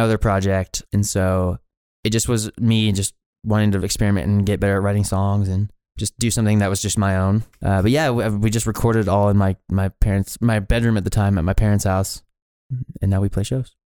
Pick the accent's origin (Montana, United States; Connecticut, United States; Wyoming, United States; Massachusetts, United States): Montana, United States; Billings; also born or lived in Kalispell, Montana; I kinda grew up just in, like, the, the Heights area of Billings.